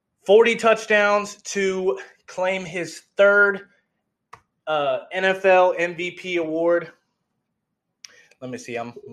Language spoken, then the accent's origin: English; California, United States; I'm from California.